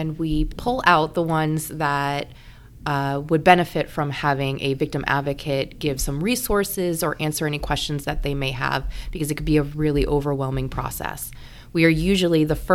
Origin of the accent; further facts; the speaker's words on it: Florida, United States; moved away as an adult; now in Georgia, United States; I'm originally from Florida.